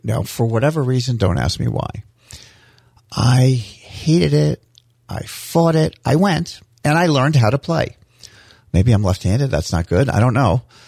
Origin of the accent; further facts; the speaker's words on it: St. Petersburg, Florida, United States; also born or lived in Fort Dix, New Jersey; When we moved to Florida, where, this is where I grew up in Saint Petersburg